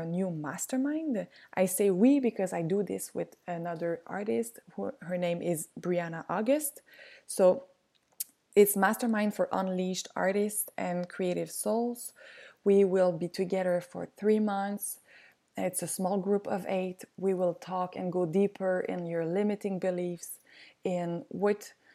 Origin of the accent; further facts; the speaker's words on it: South Shore of Montreal, Quebec, Canada; I'm just from the South Shore, like on the other side of the bridge. But I went to school in Montreal.